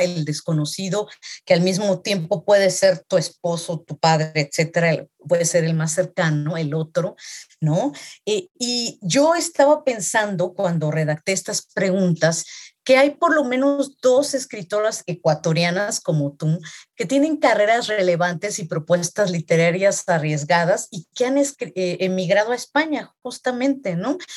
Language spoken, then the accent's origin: Spanish; Mexico; yo como latinoamericana, específicamente como mexicana